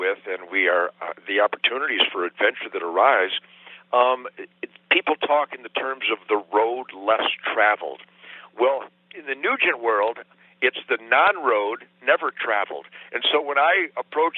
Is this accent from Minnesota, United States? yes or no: no; Detroit, Michigan, United States; I was born in Detroit in 1948